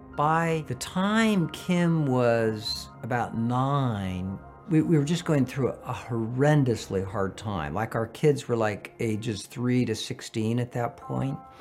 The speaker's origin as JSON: {"language": "English", "town": "San Francisco", "region": "California", "country": "United States", "tie": "born or raised there", "said": "I was born in San Francisco"}